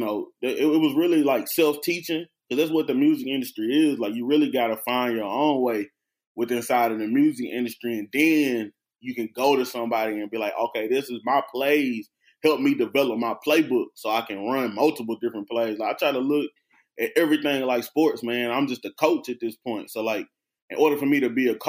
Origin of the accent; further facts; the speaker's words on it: Memphis, Tennessee, United States; moved away as an adult; also born or lived in Nashville, Tennessee / Knoxville, Tennessee; I'm from Memphis, Tennessee